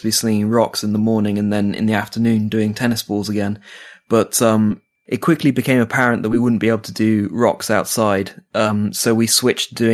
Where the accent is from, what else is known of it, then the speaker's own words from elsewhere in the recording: United Kingdom; now in Finland; I'm British